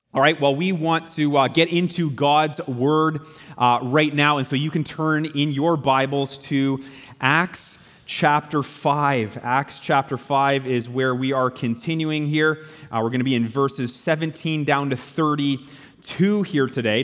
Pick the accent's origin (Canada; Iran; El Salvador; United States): Canada; as Canadian Christians